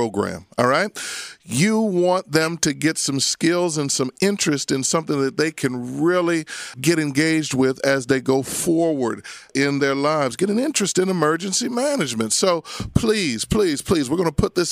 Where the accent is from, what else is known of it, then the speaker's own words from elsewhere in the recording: Abington, Pennsylvania, United States; I grew up in Abington. I went to Abington High School